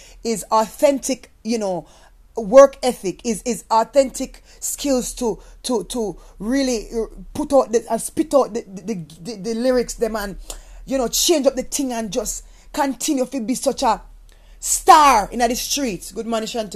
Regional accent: Jamaica; moved away; as a Jamaican person

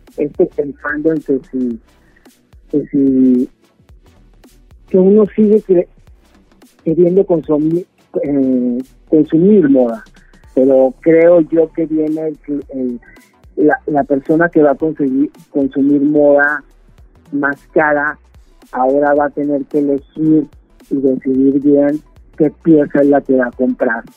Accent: Torreón, Coahuila, Mexico; moved away as an adult; also born or lived in Ciudad Juárez, Mexico; now in New York, United States; Hace 30 años que salí de Torreón

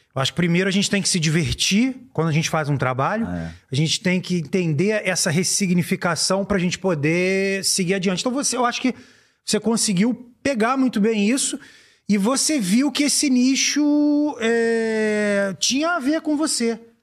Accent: Brazil; eu vou falar como brasileiro

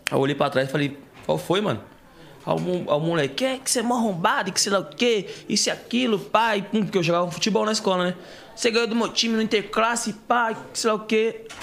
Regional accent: Bahia, Brazil; Meu pai é baiano, eu sou baiano também.

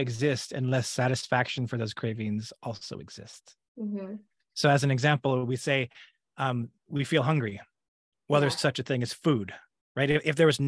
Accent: Alberta, Canada; moved away as an adult; now in California, United States; I am originally from Alberta, Canada. I grew up there, born and raised, and it's only been in the last 7 years that I've lived in California in the United States.

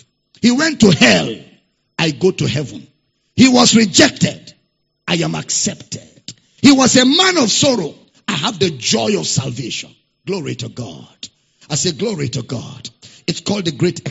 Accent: Nigeria; accent: Nigerian; I'm using Nigerian, pattern of speaking

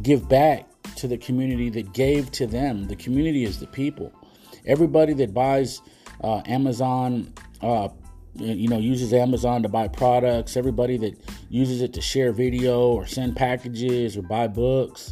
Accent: United States

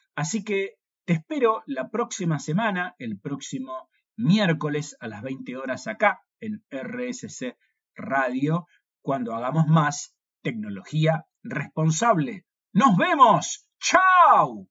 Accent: Argentina

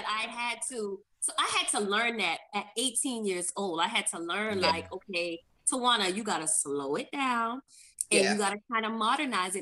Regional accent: Charleston, South Carolina, United States; accent: Geechee; moved away; also born or lived in Savannah, Georgia; I moved to Savannah from Charleston

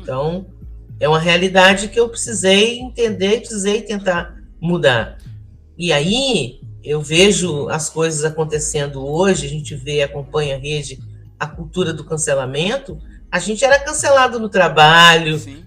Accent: Volta Redonda, Rio de Janeiro, Brazil; moved away as an adult; eu nasci é, e cresci em Volta Redonda

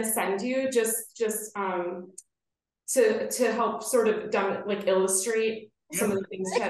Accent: Wisconsin, United States; now in Philadelphia, United States; I was from Wisconsin, but I live here now

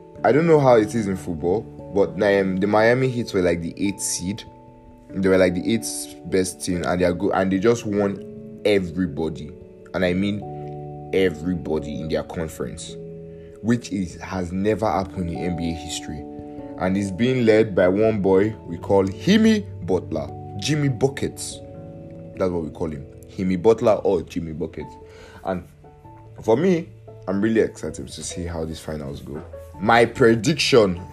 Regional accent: Nigeria; I'm Nigerian

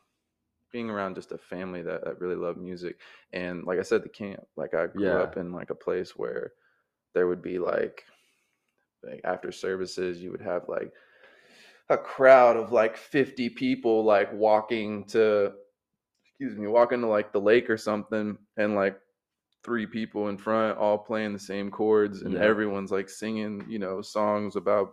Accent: Jacksonville, Florida, United States; also born or lived in Dahlonega, Georgia / Cleveland, Georgia; I was born here, but I was born like over in San Marco.

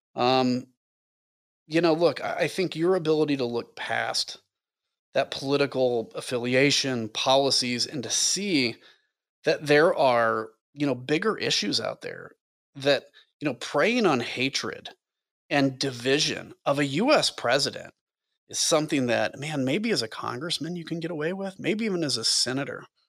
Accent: United States; I was from the United States of America

